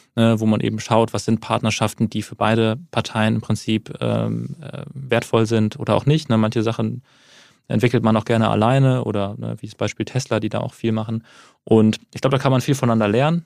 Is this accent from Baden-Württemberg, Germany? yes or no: no; Wuppertal, North Rhine-Westphalia, Germany; Ich komme aus Wuppertal